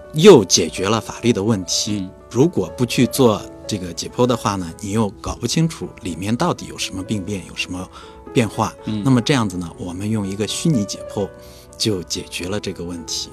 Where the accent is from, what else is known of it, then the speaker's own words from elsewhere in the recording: China; 我们中国人